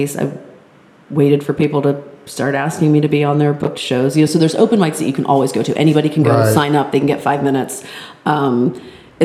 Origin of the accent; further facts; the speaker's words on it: Connecticut, United States; moved away; We're all originally from Connecticut